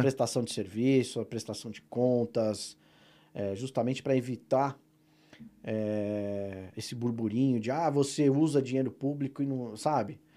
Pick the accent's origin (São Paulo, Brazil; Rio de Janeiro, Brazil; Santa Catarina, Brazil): São Paulo, Brazil; Presidente Prudente; a minha cidade natal, Presidente Prudente